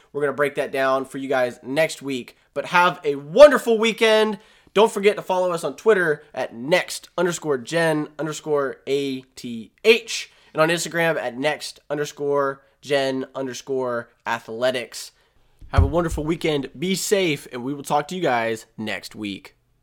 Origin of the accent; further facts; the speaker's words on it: Virginia, United States; I'm from Virginia